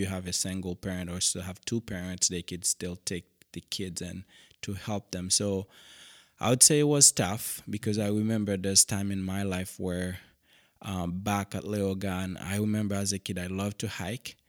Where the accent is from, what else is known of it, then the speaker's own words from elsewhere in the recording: Cap-Haïtien, Haiti; English is a second language; moved away as an adult; now in Western Washington, United States; originally I grew up in Haiti